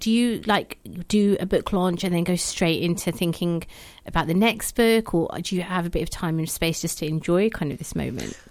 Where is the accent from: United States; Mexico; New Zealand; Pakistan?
Pakistan; now in United Kingdom; as a Pakistani woman myself, that's, so, I, especially, I guess, um, living in the U K